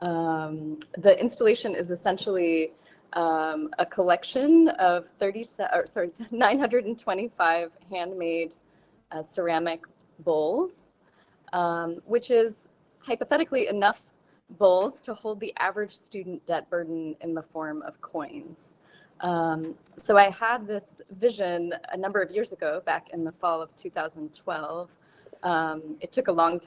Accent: Danville, Virginia, United States; I grew up in Danville, Virginia, which sits right on the border between Virginia and North Carolina.

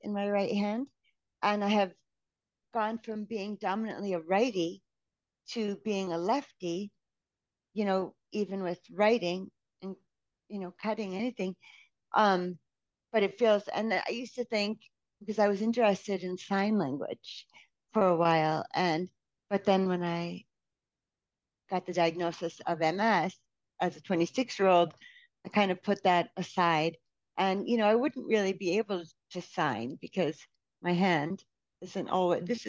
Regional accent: United States; as an American

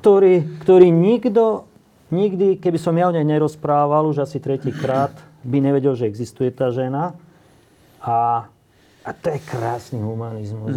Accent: Slovakia; ja som není moc rád niekedy, že som Slovák

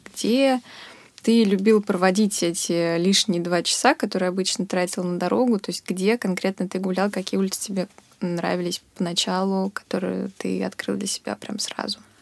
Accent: Moscow, Russia; moved away as an adult; now in Volgograd, Russia; я из Москвы вообще из одного и того же района всю жизнь никуда не перемещалась

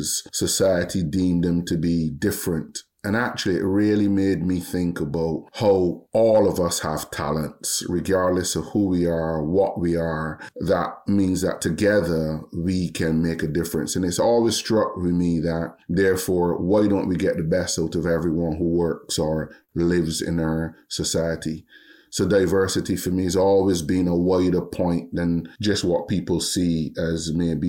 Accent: Barbados; moved away as an adult; also born or lived in Epsom, England; now in United Kingdom; we went back to Barbados at the age of 4. I was educated there until I was 18, 19.

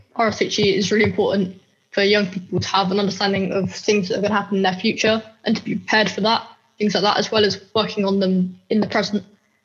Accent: Bristol, South West England, United Kingdom; I'm 16 years old and I'm from Bristol.

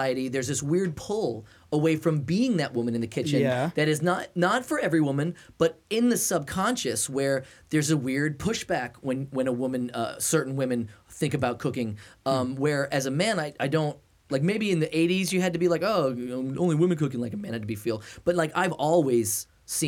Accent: New England, United States; moved away; I'm from New England

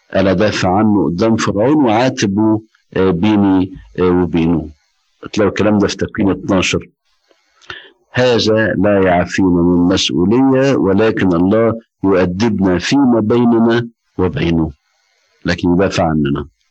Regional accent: Egypt; عندنا في مصر

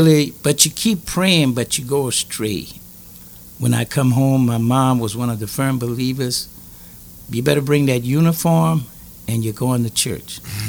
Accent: Louisiana, United States; I'm from Louisiana.

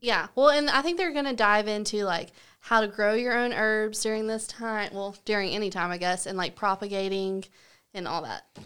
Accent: Southern United States, United States; accent: Southern; also born or lived in Washington, D.C.; I have a Southern accent

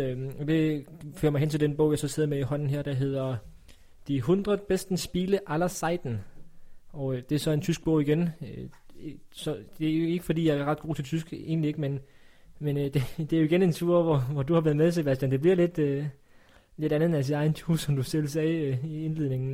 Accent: Funen, Southern Denmark, Denmark; Jeg er jo fra Fyn

